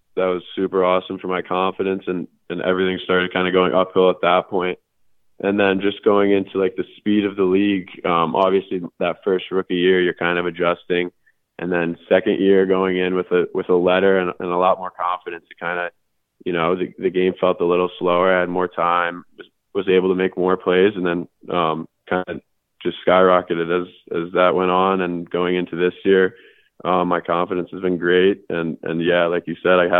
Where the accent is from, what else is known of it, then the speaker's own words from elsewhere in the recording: Chatham, New Jersey, United States; moved away as an adult; also born or lived in Los Angeles, California; now in Florida, United States; Chatham, New Jersey, which is which is my hometown